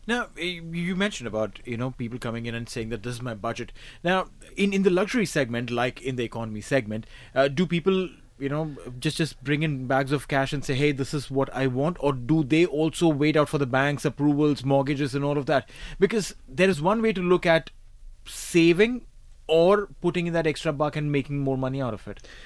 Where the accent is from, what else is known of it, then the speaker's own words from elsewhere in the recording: India; now in Dubai, United Arab Emirates; I come from India